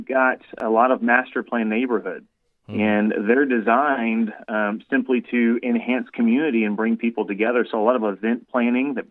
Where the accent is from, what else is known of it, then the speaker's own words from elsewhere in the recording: the South, United States; growing up in the South, I appreciate the four seasons. You know, just about the time you get sick of the hot summers here in Texas